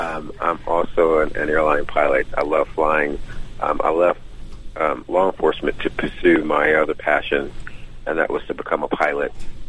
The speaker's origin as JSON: {"language": "English", "area": "DeKalb County", "region": "Georgia", "country": "United States", "tie": "born or raised there", "also_born_or_lived": "Atlanta, Georgia", "said": "I'm a product of Georgia. I was born and raised at Grady Memorial Hospital, and my mom moved to DeKalb County back when I was 8 from Atlanta, from Fulton County, and I've been born and raised in DeKalb County ever since. I'm now 48 years old"}